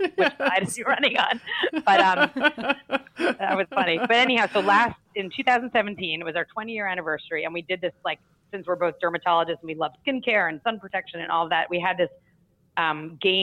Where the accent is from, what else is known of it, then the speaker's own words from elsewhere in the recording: New York, United States; as a New Yorker